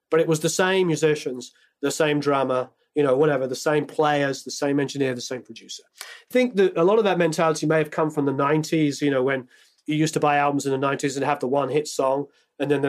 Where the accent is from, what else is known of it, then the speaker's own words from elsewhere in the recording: England, United Kingdom; I'm English, so I grew up on …, like most kids in England.